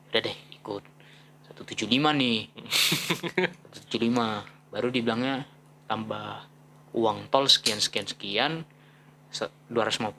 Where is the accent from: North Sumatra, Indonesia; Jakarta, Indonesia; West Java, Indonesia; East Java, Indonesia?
Jakarta, Indonesia; lu siapa anjing gua dari Jakarta lu mau bayarin tol gua tiga puluh lima